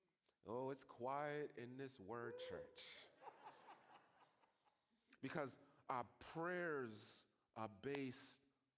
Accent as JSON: {"language": "English", "region": "Massachusetts", "country": "United States", "said": "I am from Massachusetts."}